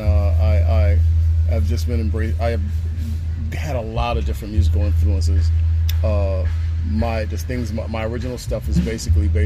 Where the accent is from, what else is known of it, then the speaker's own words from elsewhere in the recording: New Brunswick, New Jersey, United States; moved away as an adult; now in Philadelphia, United States; I'm originally from New Brunswick, New Jersey. I'm born and raised